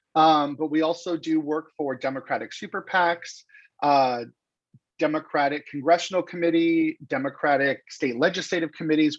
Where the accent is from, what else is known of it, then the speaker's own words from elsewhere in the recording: Los Angeles, California, United States; moved away as an adult; I was born and raised in Los Angeles.